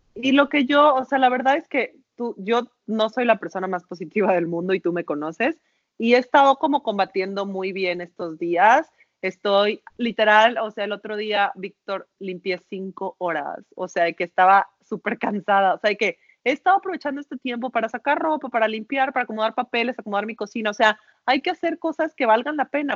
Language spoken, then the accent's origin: Spanish; Mexico; los mexicanos somos unos chingones